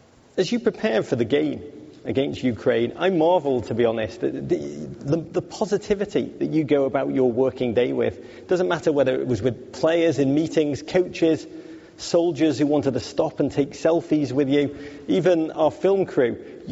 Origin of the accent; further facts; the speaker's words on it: England, United Kingdom; it's worse than being English. I'm also Jewish.